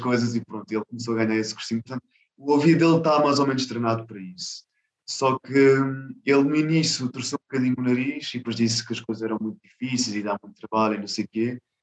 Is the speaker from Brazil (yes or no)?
no; Lisbon, Portugal; eu nasci em Lisboa, em uh -huh. Portugal, Uhum. Uh, só que tenho origens indianas, dos dois lados